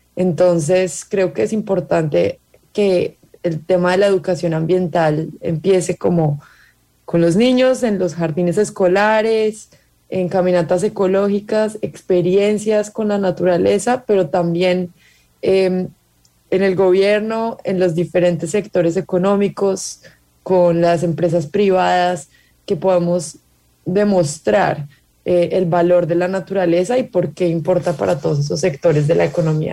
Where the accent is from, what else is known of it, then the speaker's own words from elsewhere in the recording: Colombia; Yo soy colombiana